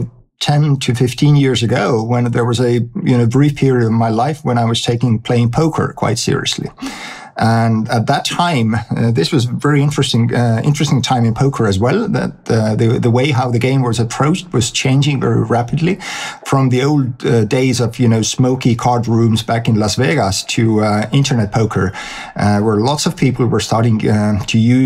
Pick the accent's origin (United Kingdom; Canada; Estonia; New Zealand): Estonia; I was born in Estonia in 1971. Back then it was Soviet Union. And from the school days, I was a math nerd.